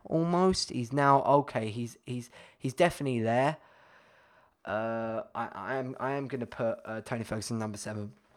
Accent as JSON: {"language": "English", "country": "United Kingdom", "said": "being British"}